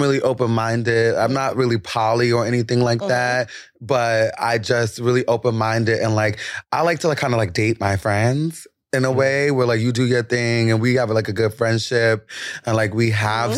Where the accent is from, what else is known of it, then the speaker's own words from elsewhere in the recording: New York City, New York, United States; I'm from the Bronx